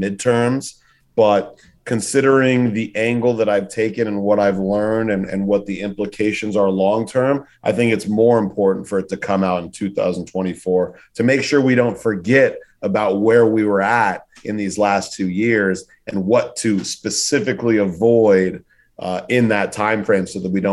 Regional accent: Los Angeles, California, United States; now in New York, United States; from California, from LA, living in New York

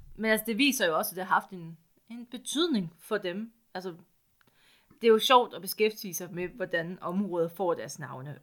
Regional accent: East Jutland, Central Denmark Region, Denmark; Jeg er også fra Østjylland

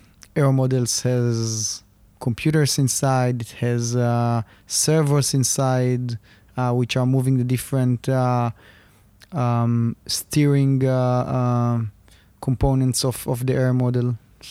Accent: Rishon LeZion, Central District, Israel; English is a second language; So I was born in Rishon LeZion, about 20 minutes south of Tel Aviv. Was studying in the Gimnasia Realit, which is, I would say, probably the most famous high school in Rishon.

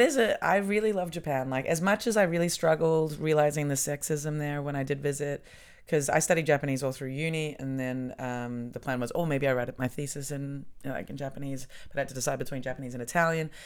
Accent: New Zealand; now in Germany

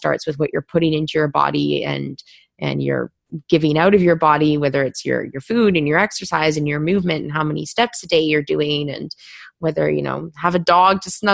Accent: Vancouver, British Columbia, Canada; moved away as an adult; also born or lived in Toronto / London; I grew up in Vancouver in Canada, and I went to school at Ryerson in Toronto

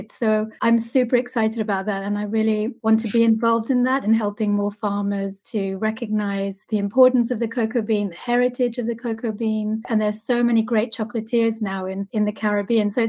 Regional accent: Argentina; I love chocolate. I've loved chocolate my whole life. I'm originally from Argentina, but I've lived in lots of different countries around the world.

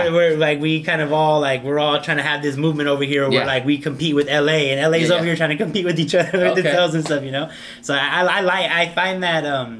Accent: El Salvador; It's like, no, sir, I am from El Salvador.

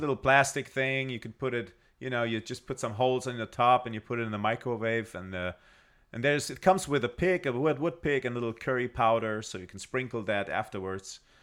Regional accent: Germany; as a German

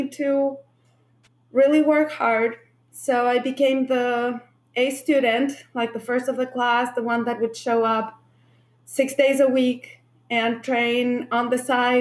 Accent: Santiago, Santiago Metropolitan Region, Chile; moved away as an adult; now in United States; I grew up in Santiago, Chile, and I moved to the United States when I was 25 years old.

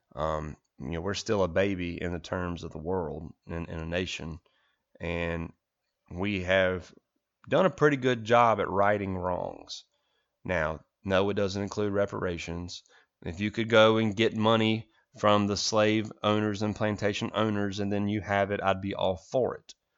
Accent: United States; as an American

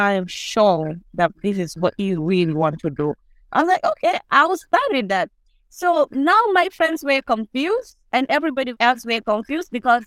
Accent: Gambia; I grew up in Latter Kunda Sabiji at the Park of Ferrite. That is the center for spare parts in the Gambia

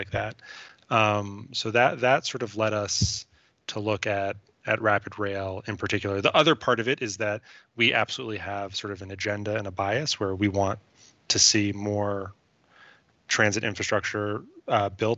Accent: New York, United States; I'm from New York

